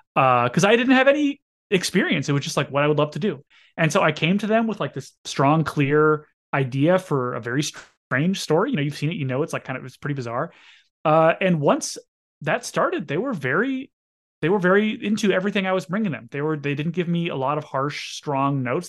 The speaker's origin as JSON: {"language": "English", "town": "Fargo", "region": "North Dakota", "country": "United States", "tie": "born or raised there", "moved": "yes", "said": "my friend Alex Horab, who I grew up with in Fargo"}